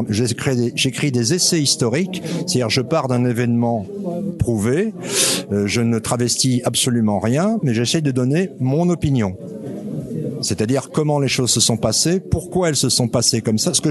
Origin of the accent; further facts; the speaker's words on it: Wallonia, Belgium; now in France; je suis résident depuis cinq ans dans le Morvan. Je venais des Ardennes belges précédemment.